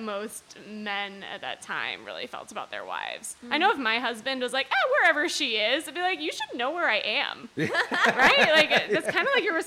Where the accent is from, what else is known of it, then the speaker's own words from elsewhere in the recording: United Kingdom; I'm British